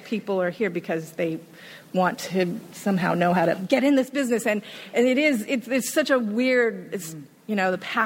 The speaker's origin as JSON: {"language": "English", "region": "Hawaii", "country": "United States", "also_born_or_lived": "Los Angeles", "moved": "as an adult", "said": "I'm originally from Hawaii"}